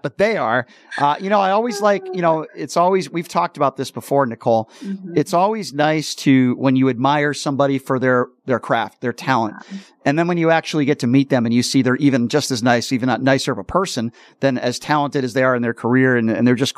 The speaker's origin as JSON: {"language": "English", "region": "East Coast", "country": "United States", "tie": "born or raised there", "moved": "yes", "lives_now": "Las Vegas, United States", "said": "I grew up on the East Coast where it was always cold and crappy in the wintertime. But here in Vegas"}